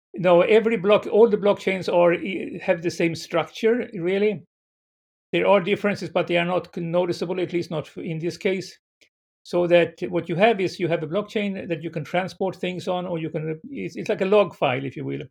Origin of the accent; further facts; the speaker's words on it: Sweden; moved away as an adult; now in San Francisco, United States; I was born in Sweden